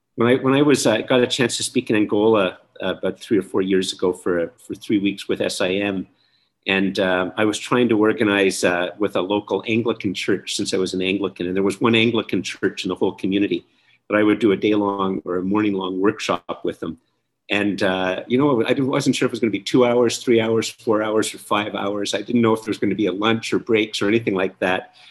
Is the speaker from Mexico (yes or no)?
no; Canada; I'm very Canadian. I, I really am very Canadian